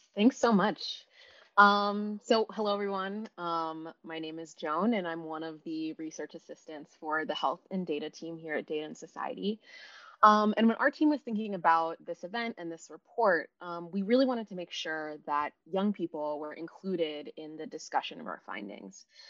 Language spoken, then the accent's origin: English; Pittsburgh, Pennsylvania, United States; a performing arts high school in my hometown, Pittsburgh, Pennsylvania